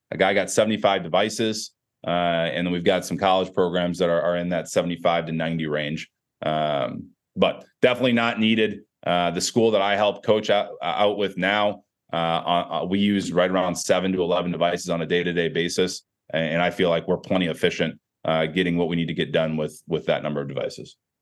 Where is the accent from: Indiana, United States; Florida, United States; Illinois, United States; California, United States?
Illinois, United States; Chicago; I'm from Chicagoland area